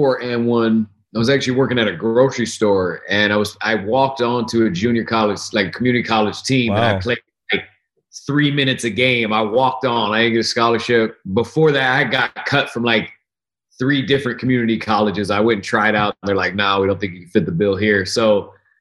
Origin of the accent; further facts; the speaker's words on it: Oregon, United States; Portland, Oregon, my home state